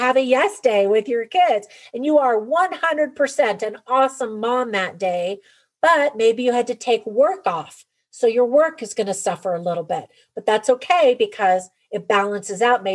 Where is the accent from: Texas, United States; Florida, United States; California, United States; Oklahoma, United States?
California, United States; moved away; I grew up in California and then raised my family there for a number of years